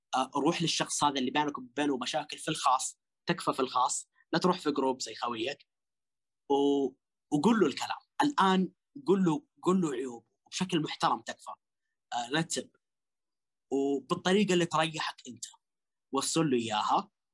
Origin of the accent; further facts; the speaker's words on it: Western Region, Saudi Arabia; احنا كلنا من الغربية